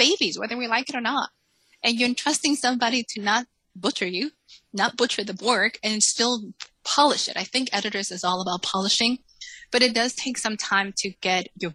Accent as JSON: {"language": "English", "town": "Salem", "region": "Massachusetts", "country": "United States", "tie": "born or raised there", "also_born_or_lived": "Dominican Republic / New York City", "second_language": "English", "moved": "as an adult", "lives_now": "Texas, United States", "said": "I actually grew up in Salem, Massachusetts. So when we moved from Dominican Republic, we moved to Salem"}